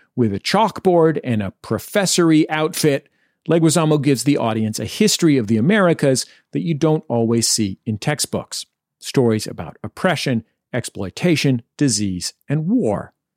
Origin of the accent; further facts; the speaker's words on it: California, United States; growing up in California, uh, to be Latino meant, uh, you know, for people in my neighborhood, it meant to be Mexican